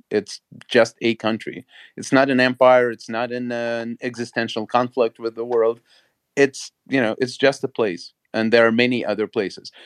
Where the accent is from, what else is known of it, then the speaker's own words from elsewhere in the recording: Latvia; English is a second language; moved away; I come from Soviet-occupied Latvia and, um, I come from a Russian-speaking Jewish community there.